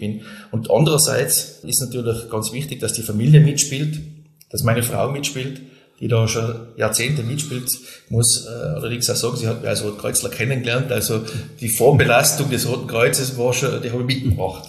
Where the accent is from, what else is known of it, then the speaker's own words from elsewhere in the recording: Silz, Tyrol, Austria; in meiner Heimatgemeinde in Silz äh, leite ich das Bauamt in der Gemeinde